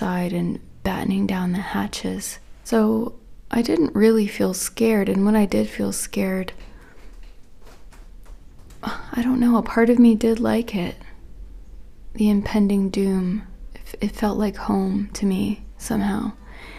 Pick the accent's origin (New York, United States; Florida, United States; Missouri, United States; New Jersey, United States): Florida, United States; I grew up in Florida